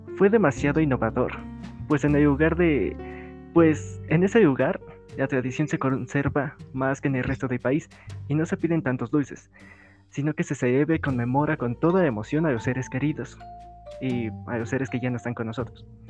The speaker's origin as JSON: {"language": "Spanish", "country": "Mexico", "tie": "born or raised there", "said": "mi país natal, México"}